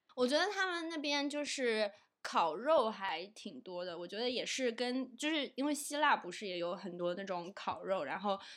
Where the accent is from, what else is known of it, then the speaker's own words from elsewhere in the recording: China; 我作为一个中国人